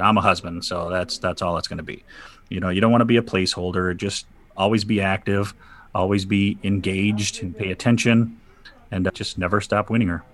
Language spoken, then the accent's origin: English; Saginaw, Michigan, United States; I'm from Saginaw, Michigan. I've been here all my life.